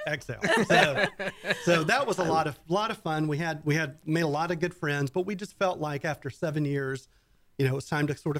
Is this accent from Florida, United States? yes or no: no; South Carolina, United States; moved away as an adult; also born or lived in Atlanta / Austin; now in Texas, United States; I grew up in South Carolina. And I went to the University of South Carolina.